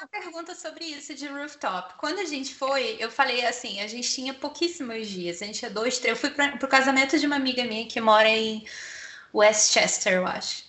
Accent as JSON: {"language": "Portuguese", "country": "Brazil", "said": "a gente, como brasileiro"}